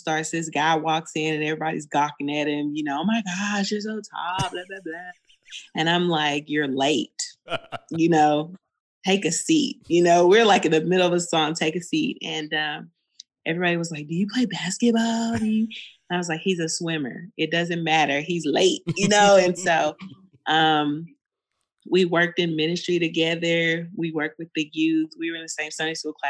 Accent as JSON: {"language": "English", "town": "Fort Worth", "region": "Texas", "country": "United States", "tie": "born or raised there", "also_born_or_lived": "Austin", "said": "But I'm from Fort Worth, born and raised right here, which is where we currently live as well."}